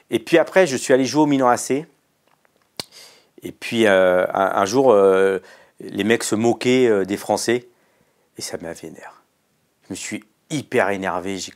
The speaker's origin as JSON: {"language": "French", "country": "Mauritius", "said": "Non, je parle pas hindi, moi je parle mauricien. Mon père parlait télégou on parle Télégo, on vient de l'Andhra Pradesh."}